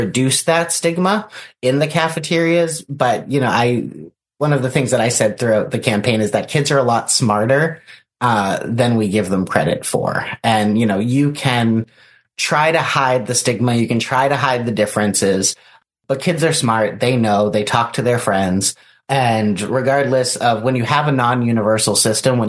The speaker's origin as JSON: {"language": "English", "region": "Massachusetts", "country": "United States", "tie": "born or raised there", "moved": "yes", "lives_now": "Vermont, United States", "said": "I grew up in Massachusetts"}